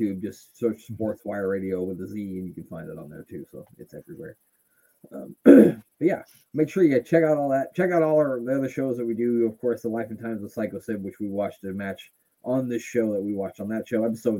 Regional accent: United States; I'm American

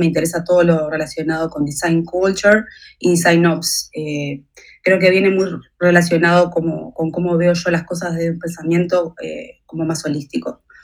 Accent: Uruguay; Yo nací en Uruguay

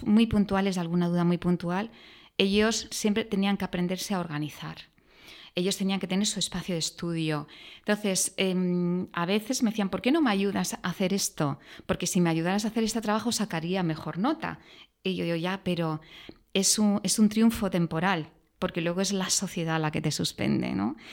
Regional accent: a small town near Granada, Andalusia, Spain; moved away; also born or lived in Madrid; mi padre era de Madrid, em, yo soy andaluza por la parte de mi madre

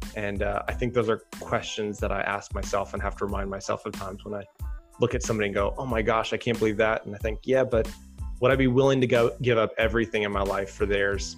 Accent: Chicago, Illinois, United States; moved away as an adult; also born or lived in Durango, Colorado / Los Angeles, California; initially I grew up in Chicago and went out to school in Colorado.

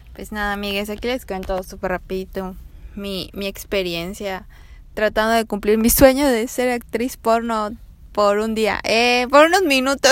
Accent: Mérida, Yucatán, Mexico; soy de Mérida

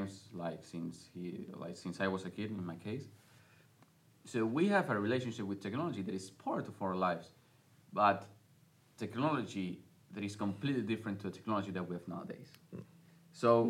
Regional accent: Spain; I was born in 1997 in Spain

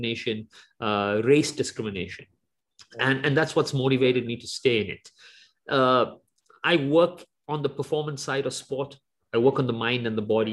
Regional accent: South Africa; the time that I grew up in South Africa, it was the apartheid era

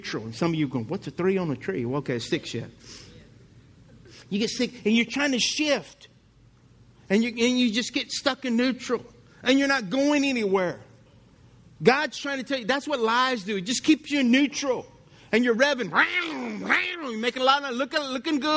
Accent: Lafayette, Louisiana, United States; I grew up in Lafayette

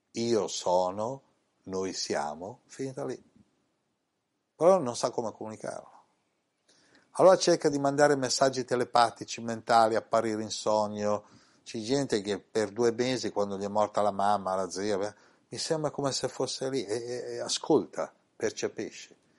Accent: Italy; in questa incarnazione sono nato in Italia

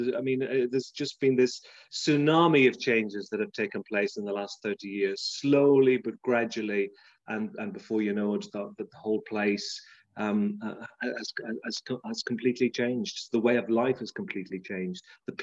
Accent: Ballymote, Connacht, Ireland; moved away as an adult; now in Kent, United Kingdom; I was born in Ballymote in County Sligo, and I spent really the first 20 years of my life there. I kind of left Ireland fairly soon, UK, currently live in Kent, just outside London. I've lived here now for over 30 years.

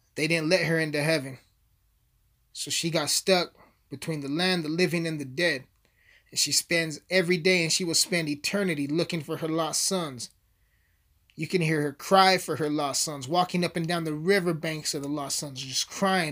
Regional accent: Alamosa, Colorado, United States; born and raised in Alamosa, Colorado

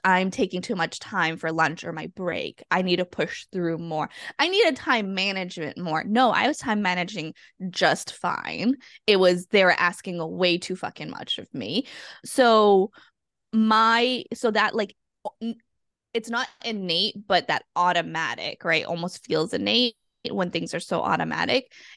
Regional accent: Massachusetts, United States; now in Guam; I'm originally from Massachusetts, and I'm a child of immigrants and refugees

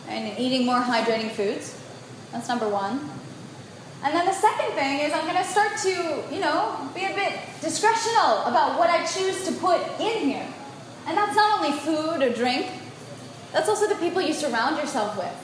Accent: United States; I was born in the United States

